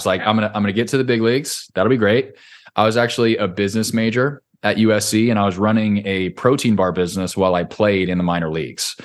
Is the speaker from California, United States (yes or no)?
yes; Orange County, California, United States; moved away as an adult; now in Nashville, United States; when I grew up in Orange County, California